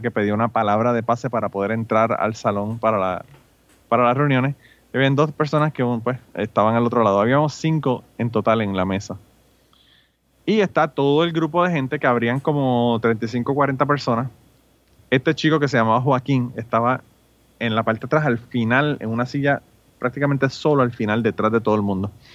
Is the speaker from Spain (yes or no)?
no; Puerto Rico; yo soy de Puerto Rico.